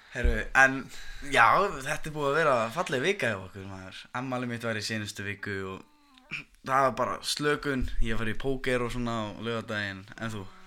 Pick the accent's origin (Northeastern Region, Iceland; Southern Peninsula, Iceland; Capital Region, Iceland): Southern Peninsula, Iceland; Reykjanesbær